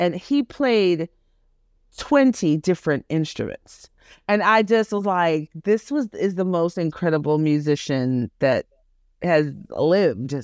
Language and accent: English; New York City, New York, United States; also born or lived in Jamaica / Texas; grew up in Flatbush in Brooklyn, v-, predominantly Caribbean neighborhood.